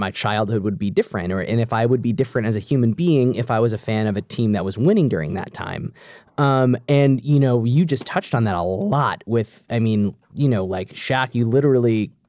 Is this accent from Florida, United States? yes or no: yes; Orlando, Florida, United States; the only good answer is cuz I'm from Orlando.